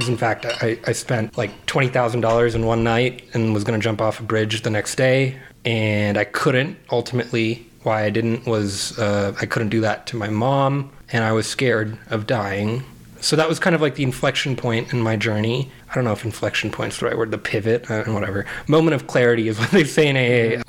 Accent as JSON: {"language": "English", "town": "Phoenix", "region": "Arizona", "country": "United States", "tie": "born or raised there", "said": "my parents immigrated from India in the 80s, and I was born in Phoenix, Arizona"}